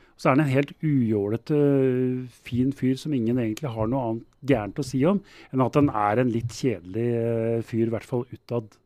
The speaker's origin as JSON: {"language": "Norwegian", "region": "Oslo", "country": "Norway", "said": "jeg er fra Groruddalen, og der eh, dyrker vi outsidere"}